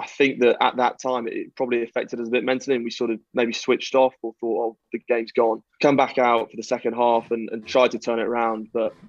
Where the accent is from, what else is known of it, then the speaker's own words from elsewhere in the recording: Scotland, United Kingdom; born there; I'm more English than half the Quinns squad. I was born in Scotland, and I have Scottish heritage.